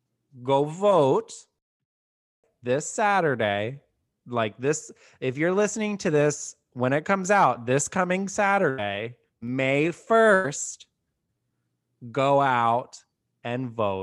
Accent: Austin, Texas, United States; now in Dallas, United States; I'm formerly from Austin, so I've kind of seen the big changes happen right around that time.

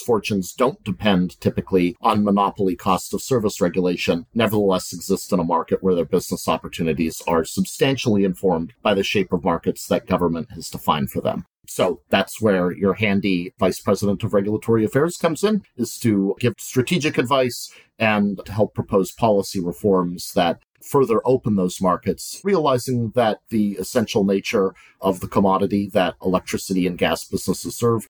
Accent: Montana, United States; born or raised there; moved away

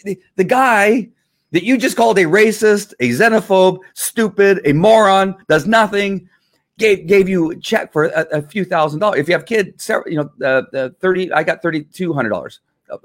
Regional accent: United States; I'm an American

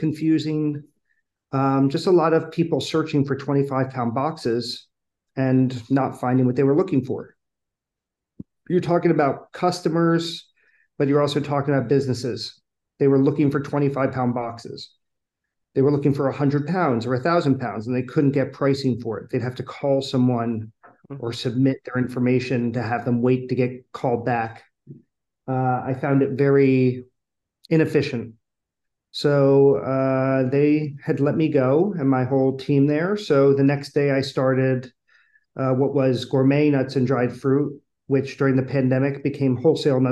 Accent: Philadelphia, Pennsylvania, United States; born and raised in Philadelphia

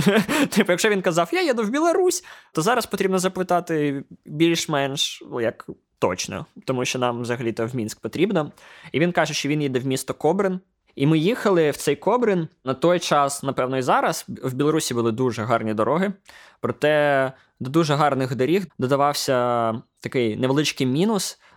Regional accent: Ukraine; ми з України

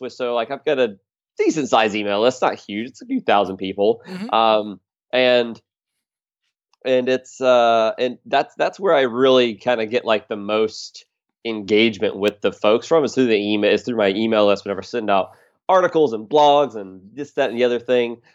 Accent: Charlotte, North Carolina, United States; moved away as an adult; now in Philadelphia, United States; I'm from outside of Charlotte area

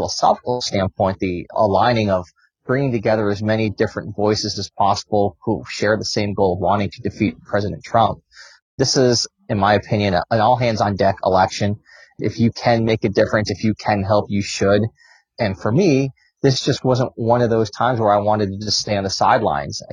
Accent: San Diego, California, United States; moved away as an adult; also born or lived in Rochester, New York; now in Washington, D.C., United States; I grew up in upstate New York in Rochester. It's where I spent my childhood. And then when I was 10, we moved to San Diego, California, where I spent most of my time until I moved to Washington, D.C. in 2006

